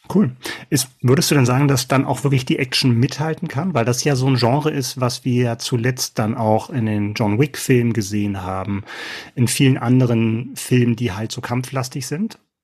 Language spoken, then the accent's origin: German; Berlin, Germany; ich bin ja gespannt als Berliner